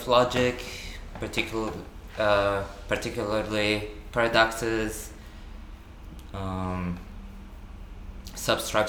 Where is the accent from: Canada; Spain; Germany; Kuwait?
Kuwait; from Kuwait